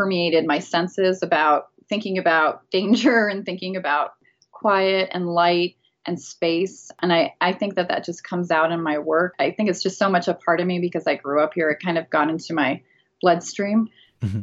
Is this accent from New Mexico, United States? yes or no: yes; Las Cruces, New Mexico, United States; also born or lived in Oaxaca, Mexico; I'm from Las Cruces, New Mexico. It's a border town, so we're right at the bottom of New Mexico, right next to Texas. So we're right next to El Paso, Texas, and Juarez, Mexico. So I grew up here